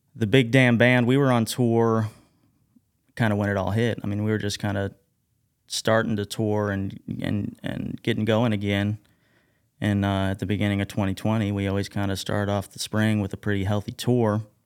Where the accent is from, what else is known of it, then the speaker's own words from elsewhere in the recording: Carbondale, Illinois, United States; also born or lived in DeSoto, Illinois; I was born and raised here in Southern Illinois. Grew up in, uh, DeSoto, I guess. But, um, also kinda grew up in Carbondale